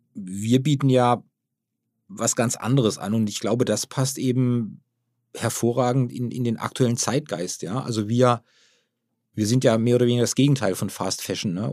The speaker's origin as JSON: {"language": "German", "region": "Baden-Württemberg", "country": "Germany", "tie": "born or raised there", "said": "wir kommen ja aus der Region, aus der badischen Region"}